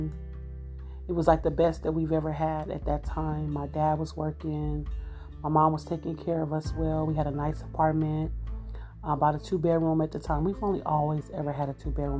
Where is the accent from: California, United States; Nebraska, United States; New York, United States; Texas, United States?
California, United States; Los Angeles; born or raised there; also born or lived in Kansas City, Missouri